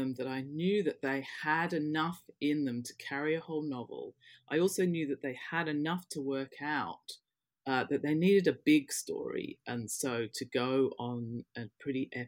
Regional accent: Western Australia, Australia; moved away as an adult; also born or lived in London, United Kingdom; now in United Kingdom; I had my growing up and formative years in Western Australia.

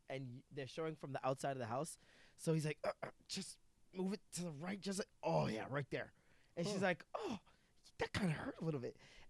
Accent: Toronto, Ontario, Canada; also born or lived in Jamaica; I loved Scarborough, and I didn't see the reason why we were moving until we moved

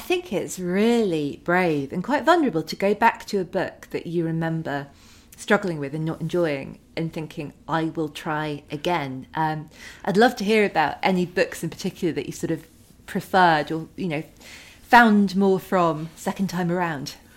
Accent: United Kingdom; as a British teenager

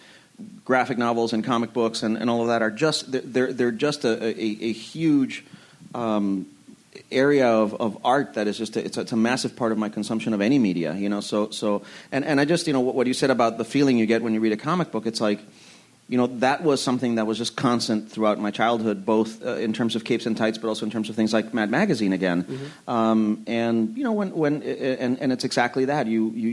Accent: Puerto Rico; moved away; also born or lived in Ann Arbor, Michigan; when I was a kid growing up in Puerto Rico

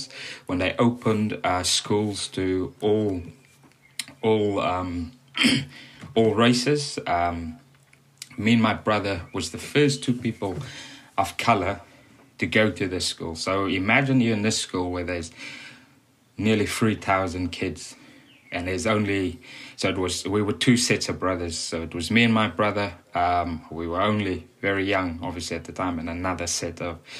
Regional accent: Cape Town, Western Cape, South Africa; moved away as an adult; now in England, United Kingdom; grew up in Cape Town in South Africa, spent most of my youth

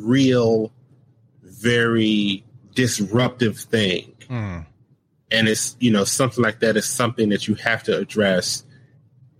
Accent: United States; I grew up in America

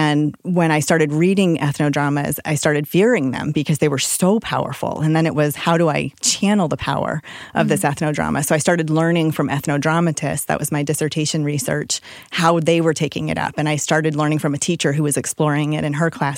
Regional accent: St. Louis, Missouri, United States; also born or lived in New York City, United States; So I moved to St. Louis when I was 5, and I had been living in New York City before that or outside of New York City

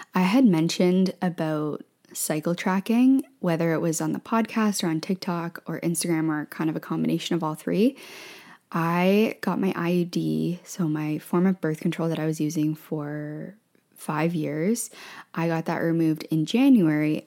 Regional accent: Ontario, Canada; moved away as an adult; also born or lived in Ottawa / Thailand / Vancouver; We moved from Vancouver to Ontario. My family is in Ontario, and we moved back to where my family is.

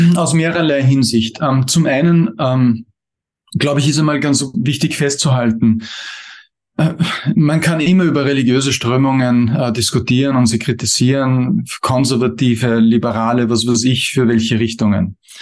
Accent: Austria; bei uns in Österreich

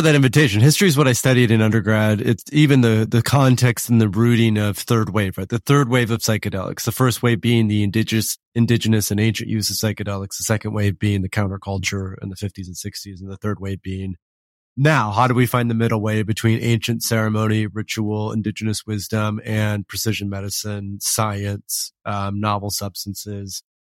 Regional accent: West Michigan, United States; I grew up in West Michigan.

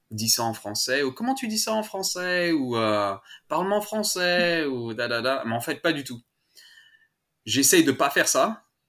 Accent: Annecy, Auvergne-Rhône-Alpes, France; first language French; moved away as an adult; also born or lived in Paris; now in Melbourne, Australia; je viens d'Annecy, de, des Alpes. Euh, pas loin de la mm. Suisse, euh, pour ceux qui connaissent pas trop la France. Euh, et j'ai grandi là-bas. Je suis né à Paris et quand j'avais à peu près 5 ans, mes parents ont déménagé dans les Alpes

